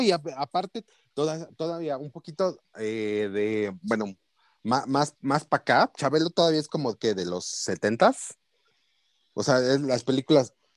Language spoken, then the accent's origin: Spanish; Mexico; nosotros como mexicanos